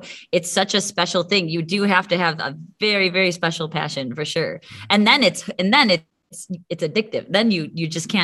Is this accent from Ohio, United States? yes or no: yes; Solon, Ohio, United States; now in Columbus, United States; I was born and raised in Ohio. I was born in a suburb near Cleveland and went to school. I went to Solon schools